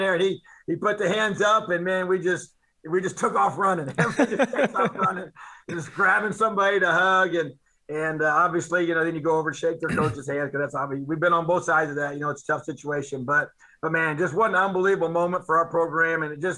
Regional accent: Indiana, United States; It's been awesome to be able to do this in my home state, and pretty special.

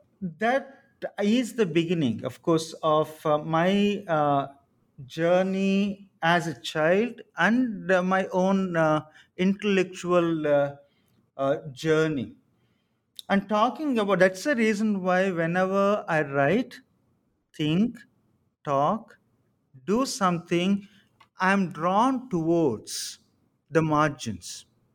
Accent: Samalkot, Andhra Pradesh, India; And I come from Samalkot, which is a kind of semi-rural, semi-urban, but I grew up at the margins.

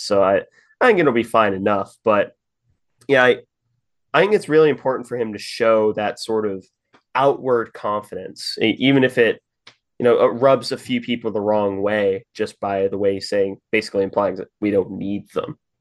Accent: Kansas City, Missouri, United States; moved away; it's my hometown

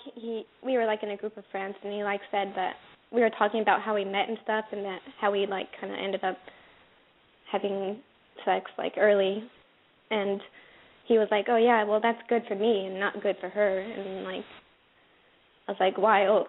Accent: Maryland, United States; I'm from Maryland.

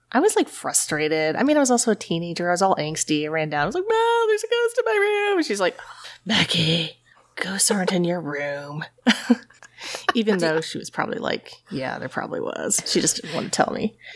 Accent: East Tennessee, United States; also born or lived in New Haven, Connecticut; I grew up in East Tennessee

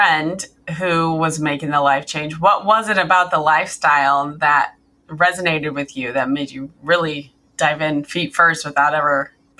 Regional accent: Kirksville, Missouri, United States; moved away as an adult; also born or lived in Omaha, Nebraska; I am born and raised Missouri, but me and my husband have been living in Omaha. He's a Nebraska boy. So we've been in Omaha for the past 11 years until we started RVing.

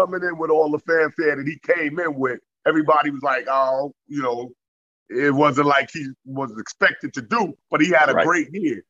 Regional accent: New York City, New York, United States; I'm from Left Rack City, Queens.

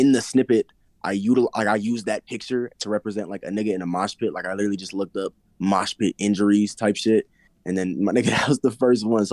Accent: Colorado, United States; I am from Colorado

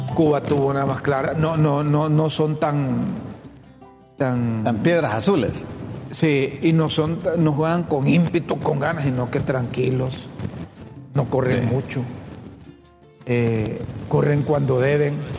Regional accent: Honduras

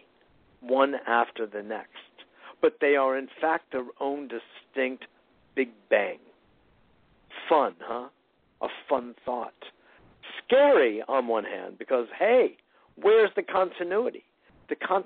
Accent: Westport, Connecticut, United States; I grew up in Westport, Connecticut

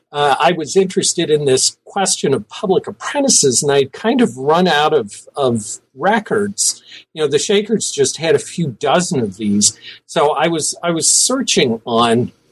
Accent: Cincinnati, Ohio, United States; I was born in Cincinnati, Ohio.

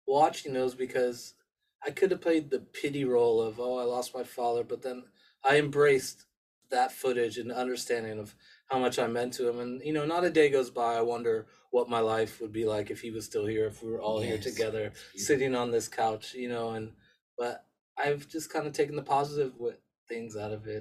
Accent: Los Angeles, California, United States; also born or lived in England; I was raised in Los Angeles in America

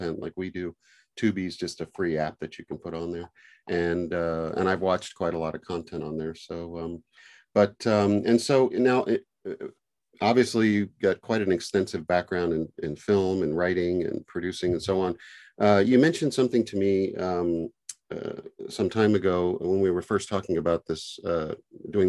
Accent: Texas, United States; growing up in Texas back in the, you know, 60s

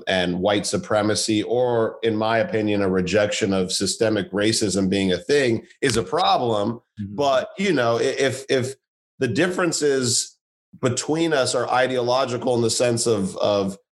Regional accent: Santa Monica, California, United States; moved away as an adult; also born or lived in Irvine, California; now in New York City, United States; growing up in Santa Monica, you know, this relatively diverse culture, very liberal, very open

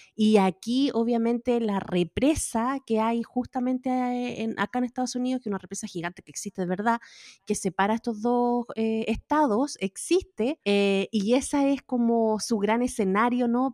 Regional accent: Chile; moved away; Yo soy chilena con Mauricio, los dos somos chilenos

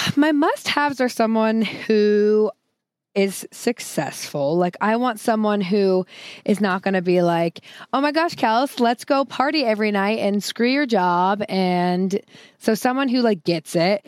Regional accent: the Northwest, Pacific Northwest, United States; I grew up in the Northwest

